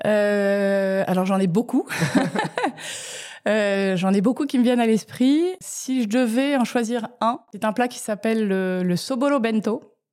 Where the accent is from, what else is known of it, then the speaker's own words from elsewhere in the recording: France; moved away as an adult; also born or lived in Tokyo, Japan / Lausanne, Switzerland / New York, United States; je suis née en France euh, et à l'âge de 3 ans, j'ai déménagé à Tokyo pendant 5 euh, ans. Donc de 3 à 8 ans